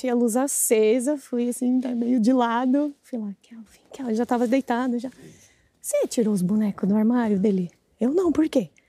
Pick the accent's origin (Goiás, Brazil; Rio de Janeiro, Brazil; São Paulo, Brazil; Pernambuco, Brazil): São Paulo, Brazil; Eu sou de São Paulo.